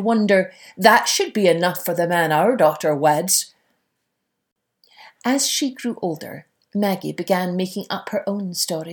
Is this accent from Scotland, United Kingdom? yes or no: yes; Scotland, United Kingdom; as a wee girl growing up in Scotland